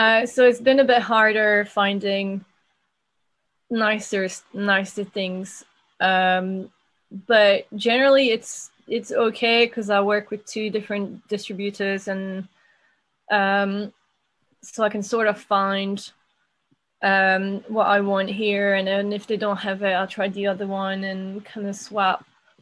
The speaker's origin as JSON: {"language": "English", "area": "near Chimay", "region": "Wallonia", "country": "Belgium", "tie": "born or raised there", "moved": "as an adult", "lives_now": "United Kingdom", "said": "I'm from Belgium. I'm from the southwest. So the French-speaking side of Belgium. I'd say the closest breweries to where I'm from are Dupont, and I grew up really close to Chimay."}